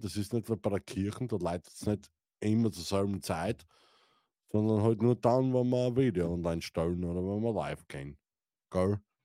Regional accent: Styria, Austria; ich bin ein Steirer

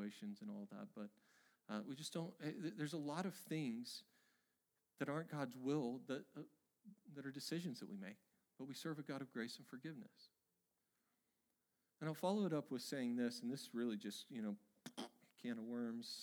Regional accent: Oregon, United States; my home state of Oregon

